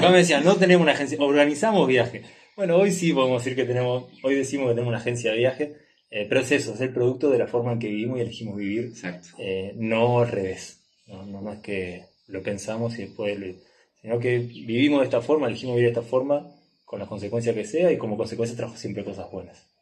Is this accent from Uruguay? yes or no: yes; Uruguay; moved away as an adult; de Uruguay, o nací en Uruguay